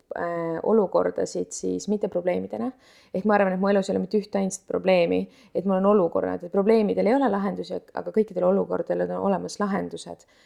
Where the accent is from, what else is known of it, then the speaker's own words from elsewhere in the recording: Tallinn, Harju County, Estonia; ma olen tõesti jah üles kasvanud Tallinnas